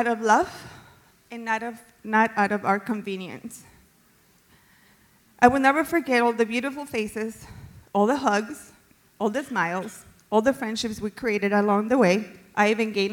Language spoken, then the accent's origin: English; Colombia; now in United States; I was born and raised in Colombia